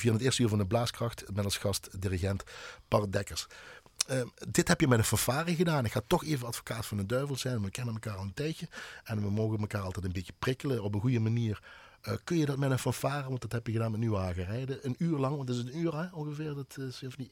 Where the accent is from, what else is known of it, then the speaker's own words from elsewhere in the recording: Heerlen, Limburg, Netherlands; ik kom uit Heerlen